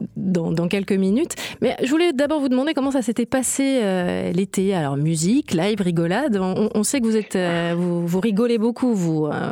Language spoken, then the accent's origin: French; Marseille, Provence-Alpes-Côte d'Azur, France; par chez nous à Marseille